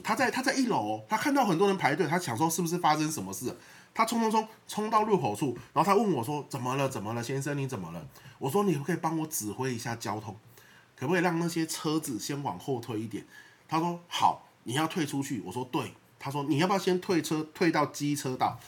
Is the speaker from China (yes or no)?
no; Xinpi, Pingtung County, Taiwan; moved away; 屏东是我的故乡